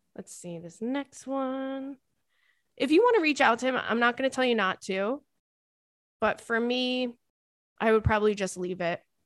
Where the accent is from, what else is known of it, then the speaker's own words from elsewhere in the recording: Commack, New York, United States; I'm from, uh, Comac